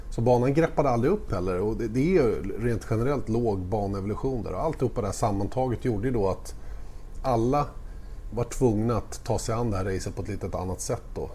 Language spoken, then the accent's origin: Swedish; Sweden; jag är som svensk